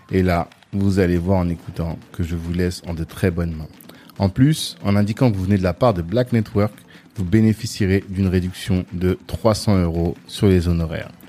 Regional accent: Ottawa, Ontario, Canada; Non, je viens d'Ottawa.

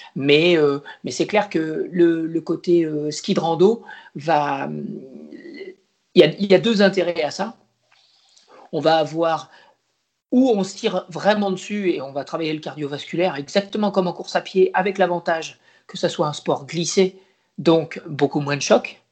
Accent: Poitiers, Nouvelle-Aquitaine, France; moved away as an adult; also born or lived in La Rochelle / Caen; Je viens d'une région plutôt plate, euh, qui est la région de Poitiers, le Poitou

